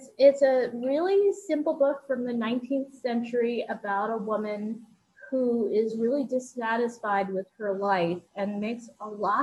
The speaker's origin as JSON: {"language": "English", "region": "New York", "country": "United States", "tie": "born or raised there", "said": "I grew up in New York"}